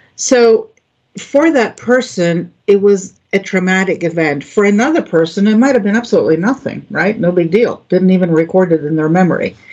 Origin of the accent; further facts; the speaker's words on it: Greece; moved away as an adult; also born or lived in Florida; now in United States; I grew up in Greece